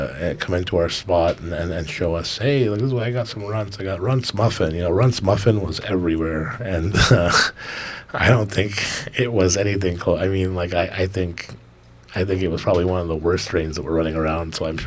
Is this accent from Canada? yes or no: yes; Canada; Being a Canadian citizen